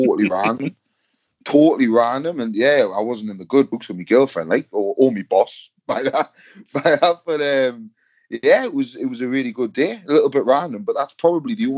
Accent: England, United Kingdom; I'm English

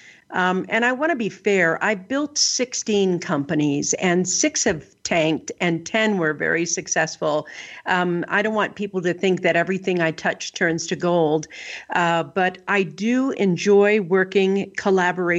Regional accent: Northern California, United States; also born or lived in southern Colorado Mountains; now in Colorado, United States; I grew up in Northern California

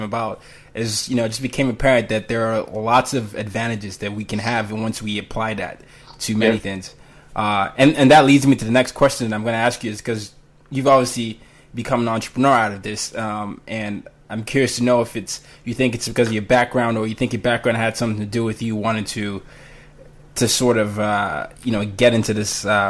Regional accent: Nigeria; me being Nigerian

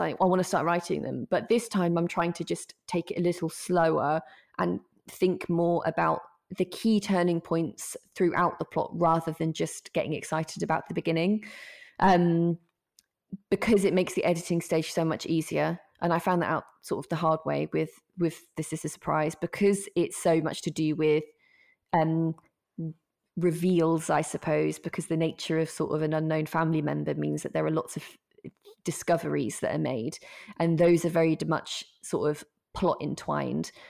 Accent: Norfolk, East of England, United Kingdom; I'm from Norfolk, um, and we've got a bit of a reputation in Norfolk

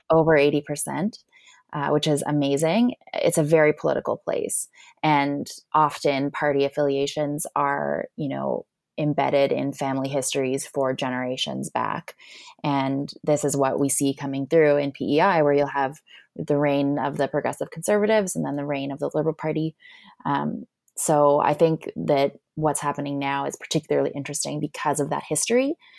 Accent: Alberta, Canada; also born or lived in Prince Edward Island; now in Ottawa, Canada; I'm actually from Alberta, but I had the pleasure and privilege of living in Prince Edward Island for the last almost seven years

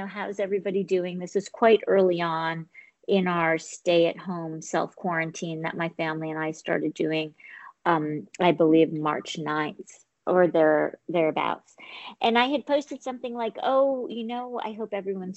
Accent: New York City, New York, United States; I'm a New Yorker

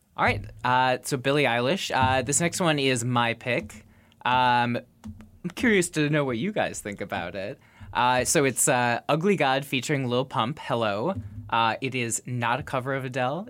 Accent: Minneapolis, Minnesota, United States; my hometown of Minneapolis.

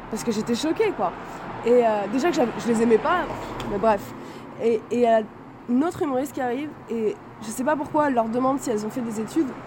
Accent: Paris, Île-de-France, France; Moi, je suis de Paris.

